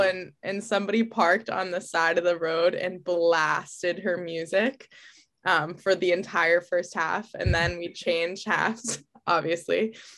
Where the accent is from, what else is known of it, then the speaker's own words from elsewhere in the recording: Arlington, United States; I'm from Arlington, I'm two brothers